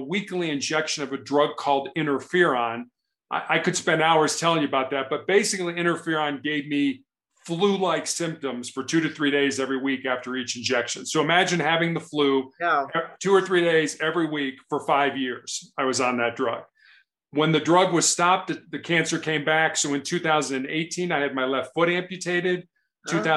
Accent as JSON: {"language": "English", "town": "Chicago", "region": "Illinois", "country": "United States", "tie": "born or raised there", "said": "I grew up in Chicago"}